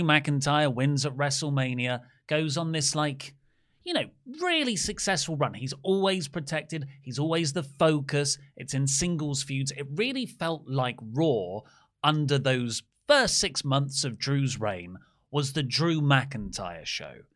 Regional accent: Dartford, South East England, United Kingdom; this is my school friends, you know, we grew up in Dartford

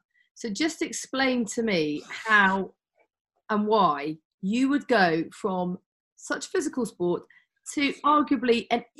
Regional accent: Northampton, East Midlands, United Kingdom; You mentioned Northampton there, my hometown.

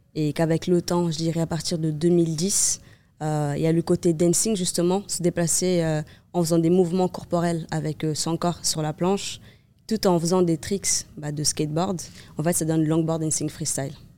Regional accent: Cape Verde; now in Nice, France; je suis née au Cap-Vert

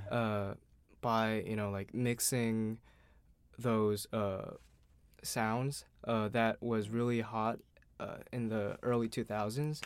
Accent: Seoul, South Korea; I'm an artist from Seoul, South Korea

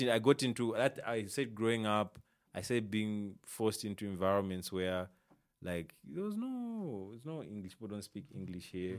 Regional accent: Isoka, Muchinga Province, Zambia; I'm from, like, Muchinga, Isoka, Nika

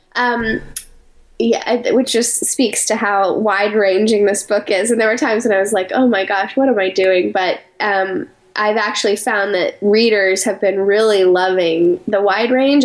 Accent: Colorado Springs, Colorado, United States; moved away as an adult; also born or lived in New York City; I grew up in Colorado Springs, Colorado

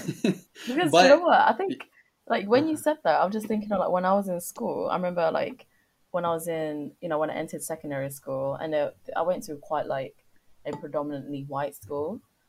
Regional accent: London, United Kingdom; Yeah, I'm from London, etc.

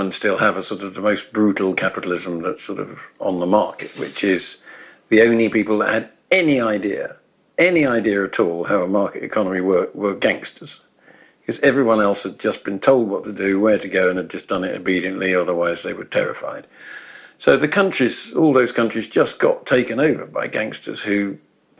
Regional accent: England, United Kingdom; as I was growing up in England, you know, or Britain

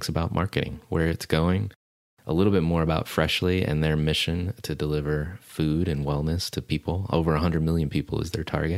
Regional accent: United States; I grew up in the United States

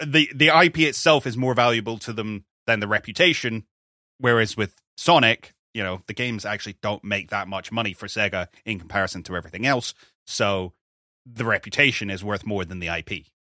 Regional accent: United Kingdom; we're British

